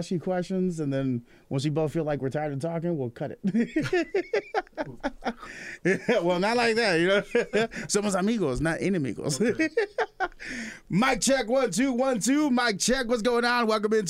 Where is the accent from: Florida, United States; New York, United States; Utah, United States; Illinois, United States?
Illinois, United States; Chicago; moved away as an adult; now in Peoria, United States; born and raised Southside Chicago. That's where I'm from.